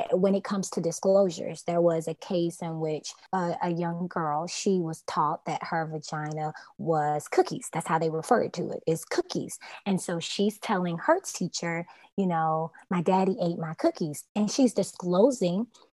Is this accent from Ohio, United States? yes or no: no; Louisville, Kentucky, United States; also born or lived in Atlanta, Georgia; now in Miami, United States; I'm from Louisville